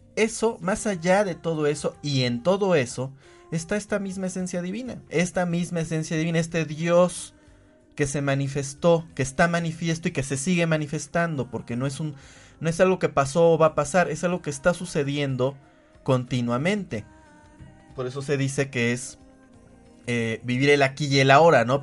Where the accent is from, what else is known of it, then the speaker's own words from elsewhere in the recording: Puebla, Mexico; yo soy hombre, yo soy poblano, soy mexicano